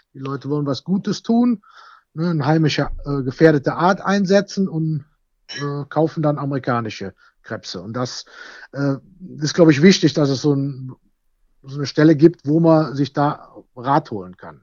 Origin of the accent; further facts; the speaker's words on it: Bad Münstereifel, North Rhine-Westphalia, Germany; ich komme ja aus Bad Münstereifel